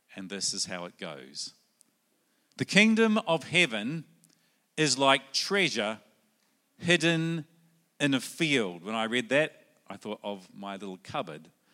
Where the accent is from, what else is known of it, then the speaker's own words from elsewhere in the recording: New Zealand; also born or lived in Sydney, Australia / South Australia, Australia; now in Brisbane, Australia; originally I come from New Zealand. That might be in the accent